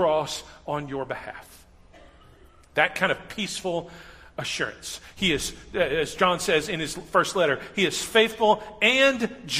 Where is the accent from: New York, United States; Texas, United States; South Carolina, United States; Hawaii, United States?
Texas, United States; Huntsville; I grew up in Huntsville, just north of here.